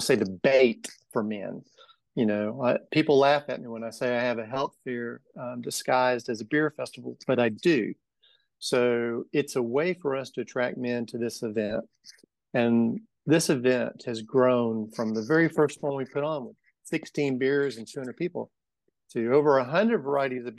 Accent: Macon, Georgia, United States; So I grew up in Macon. I grew up in Bloomfield. I went to Southwest High School. Never left Macon.

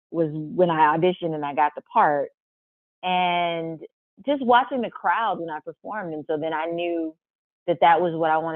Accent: St. Louis, Missouri, United States; I'm from St. Louis

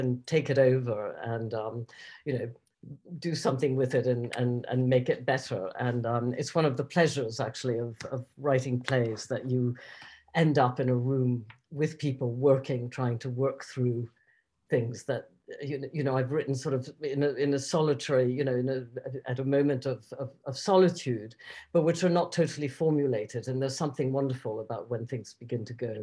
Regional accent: Basque Country, Spain; moved away; I grew up in the Basque Country

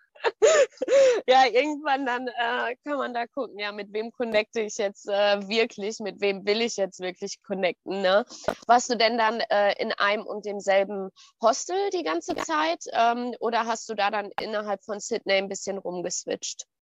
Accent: Ruhr area, near Dortmund, North Rhine-Westphalia, Germany; ich komme auch aus dem Pott. Also ich bin so zwischen äh, Pott und Sauerland. Nichts Halbes und nichts Ganzes, ja. Ähm, Nähe von Dortmund.

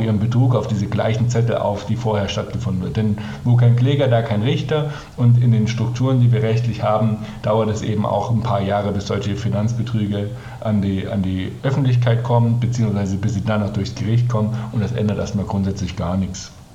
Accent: Germany; als Deutscher

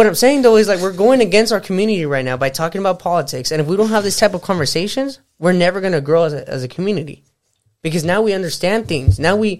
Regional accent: United States; The problem with this country and most of our generation today, bro, is we forget that we're American.

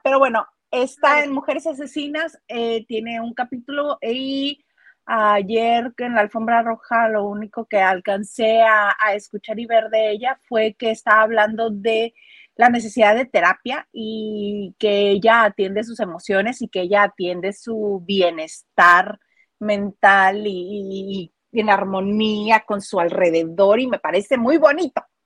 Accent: Mexico; soy mexicana

